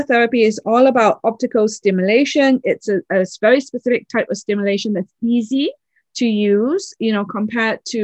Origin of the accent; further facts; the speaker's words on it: Oxford, South East England, United Kingdom; I was born in England, in Oxford